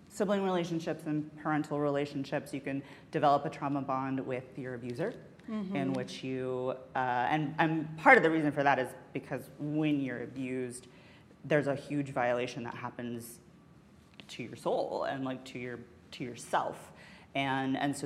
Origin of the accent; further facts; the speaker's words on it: Alabama, United States; moved away as an adult; I grew up in Alabama